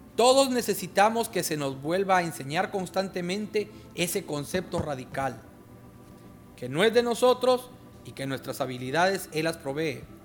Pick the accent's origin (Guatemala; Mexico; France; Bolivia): Guatemala; now in Honduras; en mi tierra